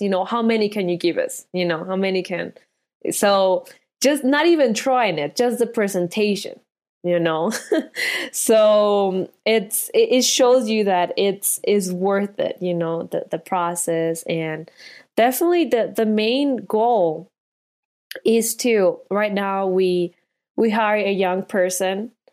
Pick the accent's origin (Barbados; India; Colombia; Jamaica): Colombia; moved away; I'm from Colombia